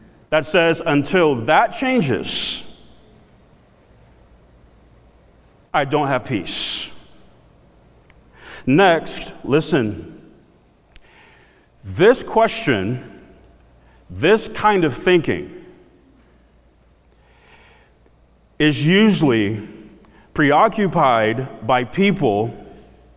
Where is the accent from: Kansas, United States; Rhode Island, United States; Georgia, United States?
Georgia, United States; South DeKalb; I grew up in South DeKalb